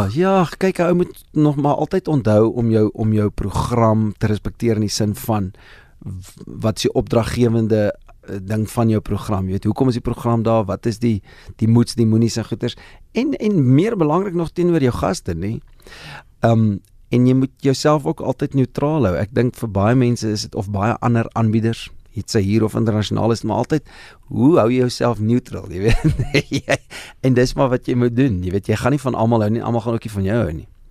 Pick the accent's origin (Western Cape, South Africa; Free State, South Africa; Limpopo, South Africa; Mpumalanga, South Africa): Mpumalanga, South Africa; Standerton; moved away; ek het groot geword in Standerton, lekker platlandse dorpie daar in die ou Oos-Transvaal in Mpumalanga.